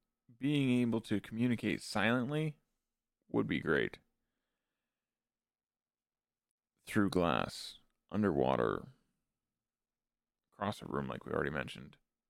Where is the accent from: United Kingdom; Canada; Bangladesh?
Canada; being a Canadian, having a bilingual national identity, I am by no means fluent in French, but I do tend to use what I do know mixed into my English.